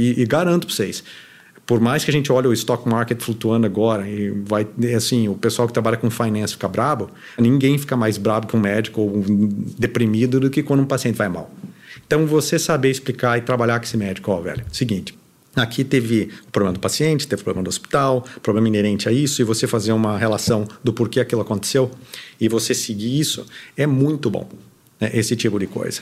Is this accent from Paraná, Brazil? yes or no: yes; Curitiba, Paraná, Brazil; moved away as an adult; now in United States; eu sou de Curitiba, lá ninguém fala com ninguém de qualquer forma